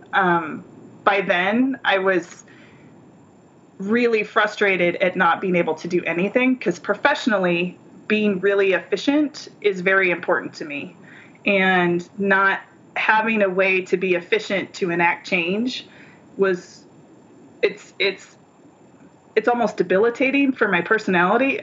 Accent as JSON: {"language": "English", "area": "between Minnesota and Nebraska", "region": "Midwest", "country": "United States", "tie": "born or raised there", "moved": "yes", "lives_now": "Phoenix, United States", "said": "I was raised in the Midwest in between Minnesota and Nebraska"}